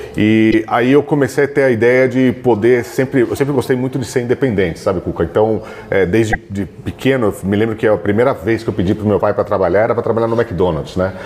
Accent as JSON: {"language": "Portuguese", "town": "Santos", "region": "São Paulo", "country": "Brazil", "said": "Meu tio tinha lojas em Santos, eu sou de Santos, então eu fui trabalhar de estoquista com 16 anos"}